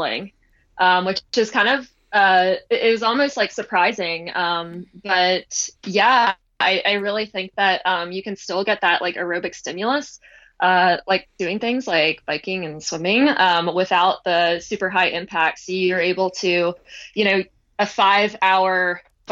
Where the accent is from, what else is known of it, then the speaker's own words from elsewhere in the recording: near the start of the JFK 50 Mile, Maryland, United States; I grew up about like a mile from the starting line of the race